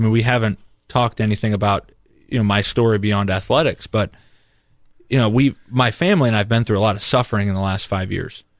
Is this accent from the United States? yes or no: yes; St. Henry, Ohio, United States; growing up in Saint Henry, it was a ninety-nine percent Catholic community